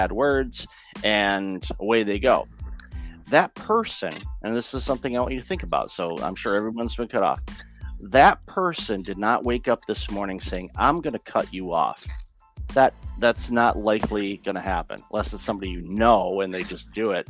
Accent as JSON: {"language": "English", "town": "Detroit", "region": "Michigan", "country": "United States", "tie": "born or raised there", "moved": "yes", "said": "I grew up in the Detroit area"}